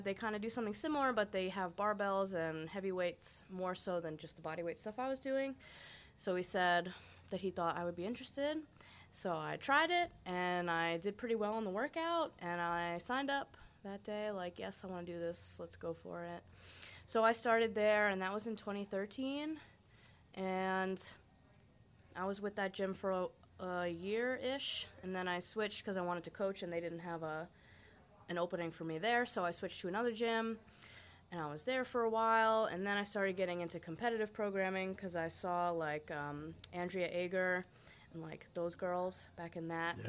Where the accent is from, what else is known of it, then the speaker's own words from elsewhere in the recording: Poughkeepsie, New York, United States; Poughkeepsie, New York.